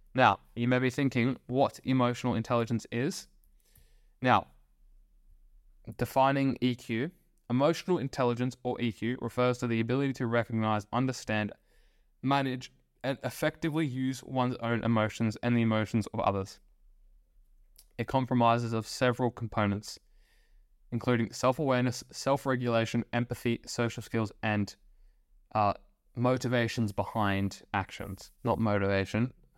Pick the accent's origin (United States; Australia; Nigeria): Australia; I was born in Australia